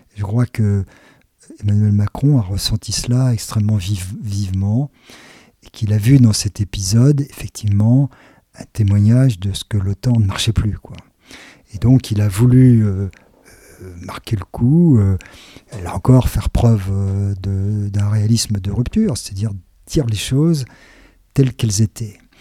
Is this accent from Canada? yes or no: no; France; Quand on est français